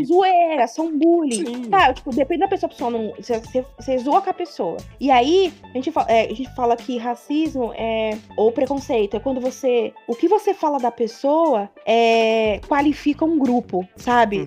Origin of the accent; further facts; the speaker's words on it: São Paulo, Brazil; eu sou do centro de São Paulo, então andando na Sé